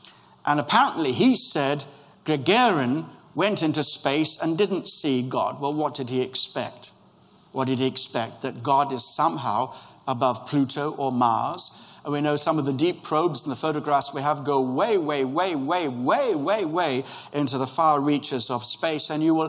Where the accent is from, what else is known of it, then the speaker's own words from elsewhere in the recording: Kenya; born there; I was born in Kenya